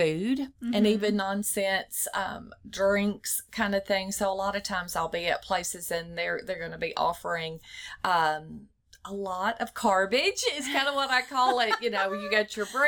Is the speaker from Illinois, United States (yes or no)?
no; Cleveland, Mississippi, United States; moved away as an adult; also born or lived in Davenport, Iowa; now in Bossier City, United States; he moved us to Cleveland, Mississippi. So went to school there, graduated high school there.